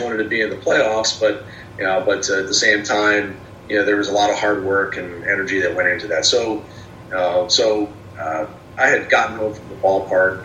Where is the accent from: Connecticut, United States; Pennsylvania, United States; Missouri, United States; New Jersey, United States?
New Jersey, United States; Trenton; now in Erie, United States; I'm from the Trenton area, and okay. uh, for, for me going to work for the Thunder was returning home